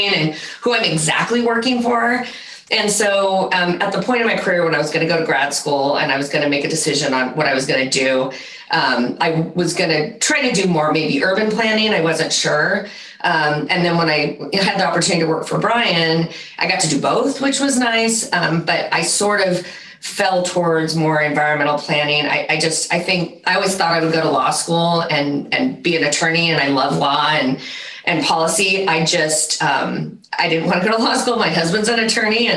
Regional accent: Central Valley, California, United States; also born or lived in San Diego; I grew up in the Central Valley

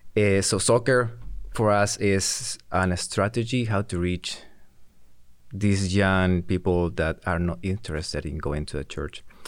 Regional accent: Peru; I'm from Peru

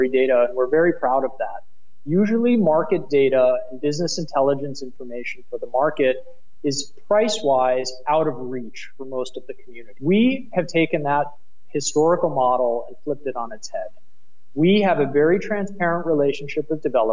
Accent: United States; accent: American; moved away as an adult; now in Berlin, Germany; my American accent

